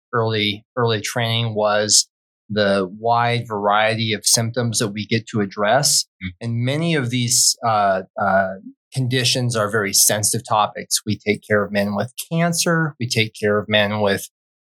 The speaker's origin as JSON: {"language": "English", "region": "Wyoming", "country": "United States", "tie": "born or raised there", "also_born_or_lived": "Colorado Springs, Colorado / Philadelphia, Pennsylvania / San Antonio, Texas", "moved": "as an adult", "lives_now": "Treasure Valley, Idaho, United States", "said": "I grew up in Wyoming"}